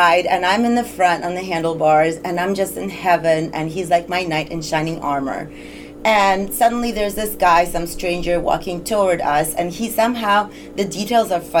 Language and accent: English; Russia; moved away; my own teenage years growing up in Russia